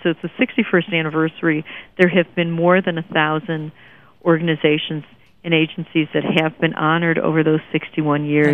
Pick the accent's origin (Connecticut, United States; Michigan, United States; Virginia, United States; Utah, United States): Michigan, United States; Detroit; I grew up in Detroit